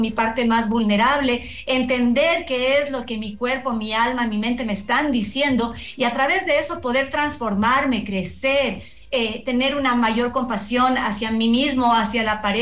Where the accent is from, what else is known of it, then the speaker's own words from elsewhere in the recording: Ecuador; nosotros como, como ecuatorianos y por supuesto todos nos hemos removido de, nuestra seguridad